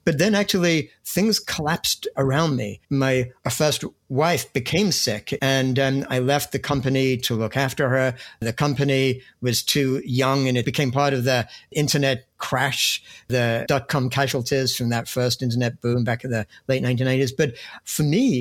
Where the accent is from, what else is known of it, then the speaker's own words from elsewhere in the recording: England, United Kingdom; moved away as an adult; also born or lived in Cambridge, England; now in United States; I grew up in England. When I was a student at Cambridge